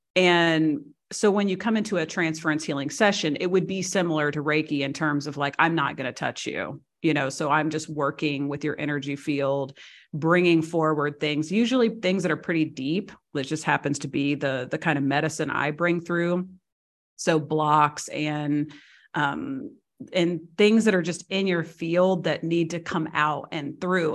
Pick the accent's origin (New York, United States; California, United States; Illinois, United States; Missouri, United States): Missouri, United States; moved away as an adult; also born or lived in Seattle / Washington, D.C. / Chicago / San Diego; now in Croatia; I was born and raised in Missouri.